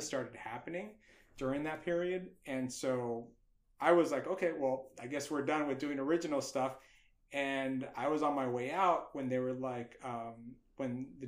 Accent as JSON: {"language": "English", "town": "Los Angeles", "region": "California", "country": "United States", "tie": "born or raised there", "said": "I could talk about being a Latino, my culture of being, you know, growing up"}